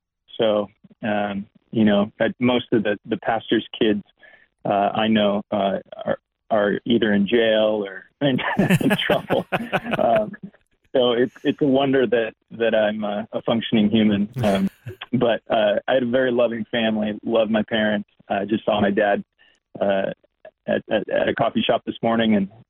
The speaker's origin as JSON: {"language": "English", "region": "California", "country": "United States", "tie": "born or raised there", "also_born_or_lived": "Amsterdam, Netherlands", "said": "I was born in Amsterdam in the Netherlands, and my dad was a musician and was touring through Europe. My parents were, and ended up living in Europe for a few years as a young child, and then moved to California after elementary school."}